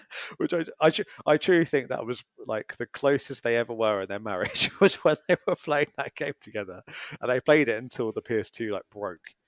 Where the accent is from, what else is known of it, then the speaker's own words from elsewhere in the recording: Brighton, South East England, United Kingdom; Brighton's my hometown.